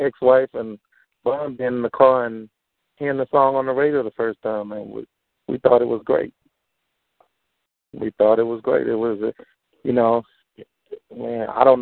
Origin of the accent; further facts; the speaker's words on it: Houston, Texas, United States; I'm from the Southwest